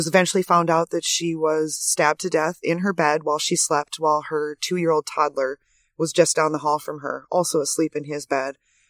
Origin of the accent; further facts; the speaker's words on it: Minot, North Dakota, United States; also born or lived in St. Paul, Minnesota / Grand Forks, North Dakota; I'm originally from North Dakota. I was born in St. Paul, Minnesota, and then moved to Minot when I was three. And I graduated from Minot High School